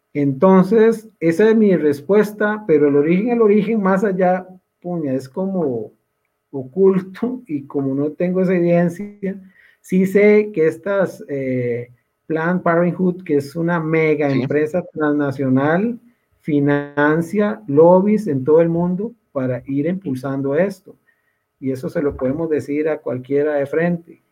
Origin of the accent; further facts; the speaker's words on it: Costa Rica; como somos los costarricenses